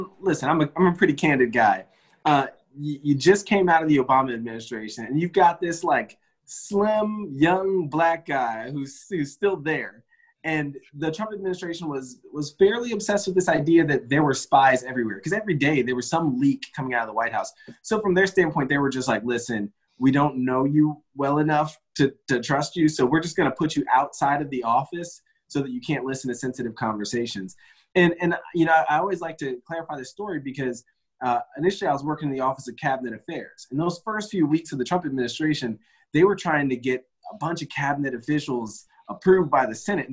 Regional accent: Spotsylvania County, Central Virginia, United States; I'm from Spotsylvania County, so Spotsy, as we call it, grew up there in Central Virginia

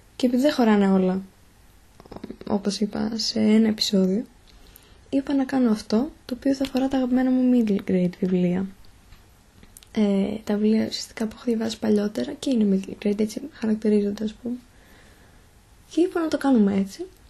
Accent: Thessaloniki, Central Macedonia, Greece; είμαι από τη Θεσσαλονίκη, μένω στη Θεσσαλονίκη

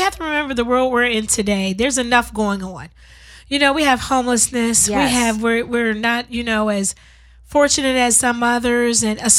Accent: Pennsylvania, United States; moved away as an adult; also born or lived in Washington; now in Compton, United States; I'm from Pennsylvania.

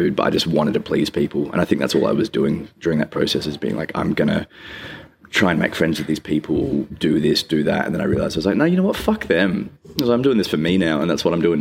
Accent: Rockingham, Western Australia, Australia; now in Perth, Australia; I grew up in Rockingham

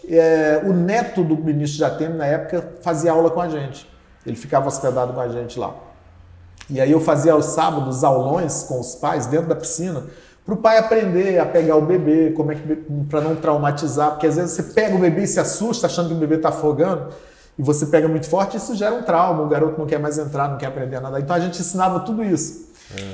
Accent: Brasília, Federal District, Brazil; also born or lived in Campina Grande, Paraíba; Aí a minha adolescência inteira foi no Distrito Federal, morei 20 anos.

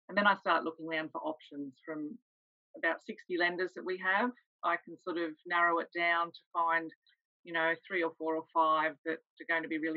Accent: Sydney, New South Wales, Australia; moved away as an adult; I'm from Sydney originally and have been up here on the coast for 7 years now.

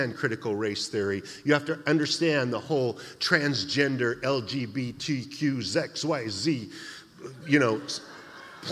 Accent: Idaho, United States; now in San Jose, United States; I'm from Idaho

